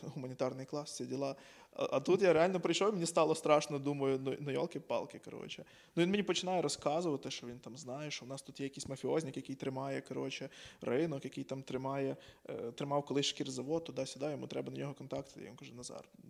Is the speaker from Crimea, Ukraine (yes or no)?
no; Ivano-Frankivsk, Ivano-Frankivsk Oblast, Ukraine; Я з Франківська